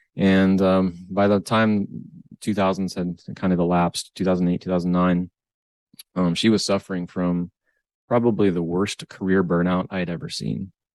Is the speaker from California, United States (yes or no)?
no; Northwest Ohio, United States; born and raised in Northwest Ohio.